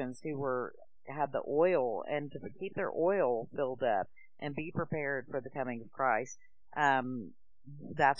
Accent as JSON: {"language": "English", "region": "Oklahoma", "country": "United States", "moved": "as an adult", "lives_now": "Tennessee, United States", "said": "we're from Oklahoma originally. We've moved to Tennessee in 2013 near my husband's family."}